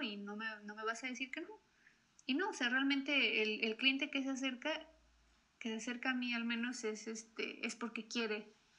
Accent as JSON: {"language": "Spanish", "country": "Mexico", "said": "mi país"}